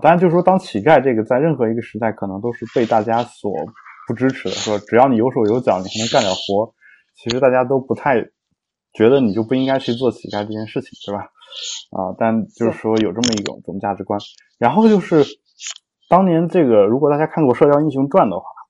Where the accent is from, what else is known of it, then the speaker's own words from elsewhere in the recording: China; 我们都中国人嘛